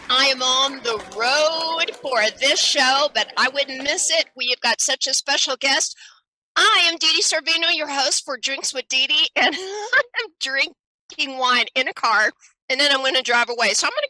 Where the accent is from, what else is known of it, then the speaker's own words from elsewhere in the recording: Kentucky, United States; I was born in Kentucky.